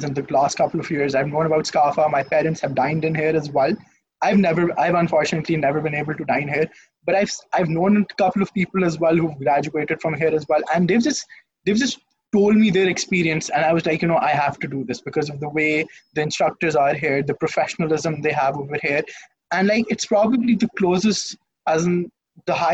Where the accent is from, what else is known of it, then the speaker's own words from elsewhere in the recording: Lahore, Punjab, Pakistan; I'm from Lahore, Pakistan. I've spent my entire life in Lahore. I've been brought up in Lahore.